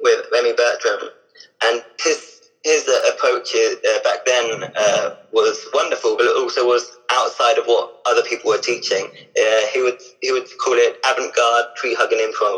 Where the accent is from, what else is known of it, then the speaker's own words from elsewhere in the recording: Hampshire, South East England, United Kingdom; also born or lived in Basingstoke / Eastleigh / Southampton; I grew up in Hampshire, which is South